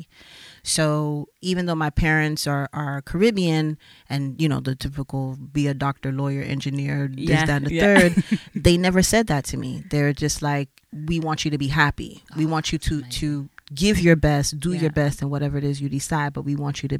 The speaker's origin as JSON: {"language": "English", "town": "Miami", "region": "Florida", "country": "United States", "tie": "born or raised there", "also_born_or_lived": "New York", "moved": "as an adult", "lives_now": "Switzerland", "said": "Growing up in Miami, as I said, I was always around music and art"}